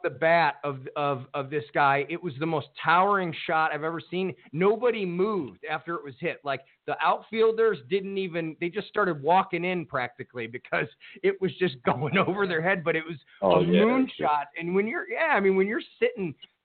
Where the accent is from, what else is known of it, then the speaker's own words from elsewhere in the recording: Cleveland, Ohio, United States; my hometown Cleveland Indians